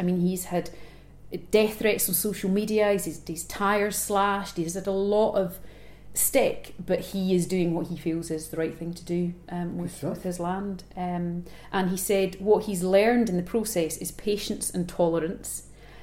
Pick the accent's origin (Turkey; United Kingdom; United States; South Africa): United Kingdom; Glasgow, Scotland; my hometown of Glasgow